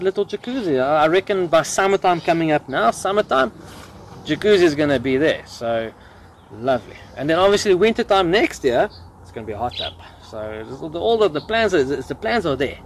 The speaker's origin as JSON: {"language": "English", "town": "Johannesburg", "region": "Gauteng", "country": "South Africa", "tie": "born or raised there", "said": "I was born and bred in Johannesburg"}